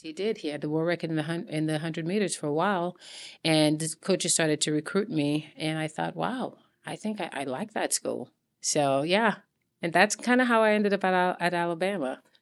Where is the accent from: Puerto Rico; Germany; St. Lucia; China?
St. Lucia; moved away; growing up in Saint Lucia.